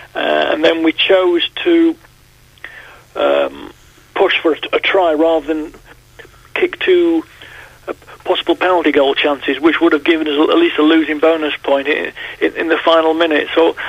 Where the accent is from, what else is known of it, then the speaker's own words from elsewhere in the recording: Clitheroe, North West England, United Kingdom; moved away; my hometown of Clitheroe